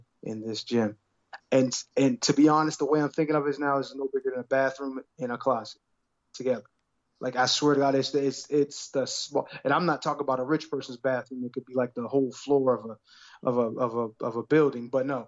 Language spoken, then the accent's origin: English; Pittsburgh, Pennsylvania, United States; moved away; I'm from Pittsburgh